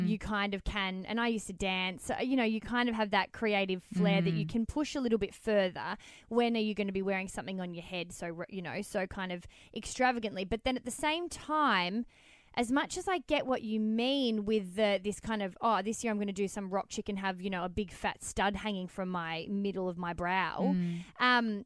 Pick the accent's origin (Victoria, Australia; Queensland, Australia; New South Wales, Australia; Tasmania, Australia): Victoria, Australia; Melbourne; moved away as an adult; now in Sydney, Australia; we're from Melbourne. So I've been going in particular and my family are very, very into horse racing and stuff. So I've always had it. It's the quintessential Australian upbringing